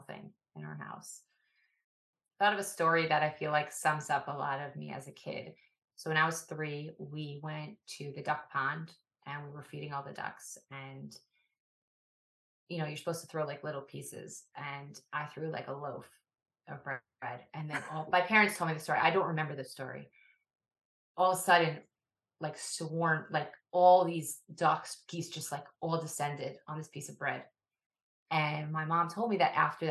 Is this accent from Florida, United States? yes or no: no; Woodmere, New York, United States; I grew up in Widmer, New York, which is often referred to as part of the five towns.